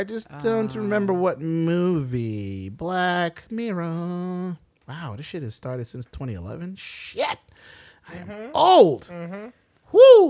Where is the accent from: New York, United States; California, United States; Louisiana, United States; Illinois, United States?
New York, United States; Brooklyn; We're all from Brooklyn.